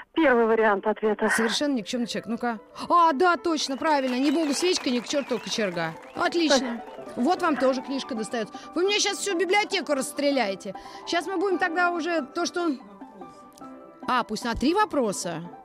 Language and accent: Russian; Moscow, Russia; Из Москвы